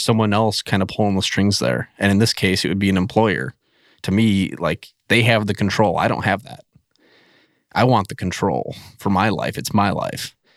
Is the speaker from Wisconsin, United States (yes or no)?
yes; central Wisconsin, United States; moved away as an adult; also born or lived in Minnesota / North Dakota / Michigan / Ohio; now in West Virginia, United States; I'm originally from Wisconsin, like central, like right in the middle of Wisconsin.